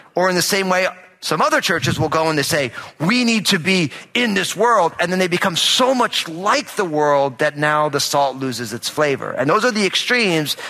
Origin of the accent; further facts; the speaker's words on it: New Jersey, United States; I'm all Italian, I'm from New Jersey